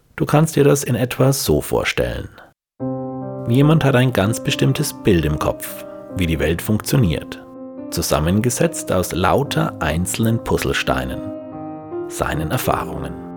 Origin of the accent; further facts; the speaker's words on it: Franconia, Bavaria, Germany; ich als Franke